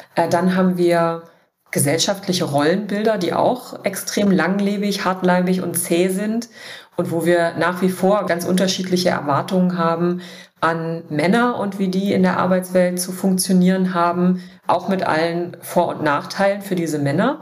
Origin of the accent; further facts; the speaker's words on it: Dessau, Saxony-Anhalt, Germany; moved away as an adult; also born or lived in Berlin / Bavaria; ich komme aus Dessau. Ich habe da auch mein Abi gemacht, meine gesamte Kindheit verbracht